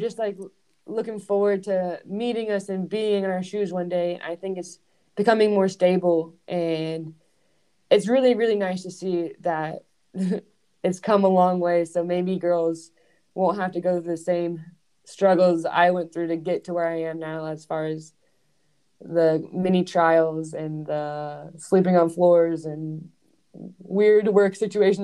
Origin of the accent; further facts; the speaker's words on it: Georgia, United States; moved away as an adult; also born or lived in Scotland / Switzerland; now in Louisville, United States; I'm from Georgia in America, which is the South, which is mm. very warm